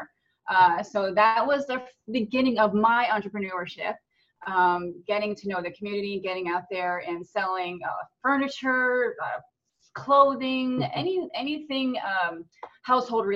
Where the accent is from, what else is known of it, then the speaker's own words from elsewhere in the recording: New Jersey, United States; moved away as an adult; also born or lived in Tennessee / Jacksonville, Florida; now in Florida, United States; I was born and raised in New Jersey